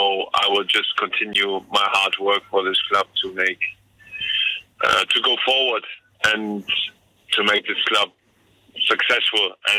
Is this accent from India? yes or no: no; Hanover, Lower Saxony, Germany; moved away as an adult; now in London, United Kingdom; in my hometown.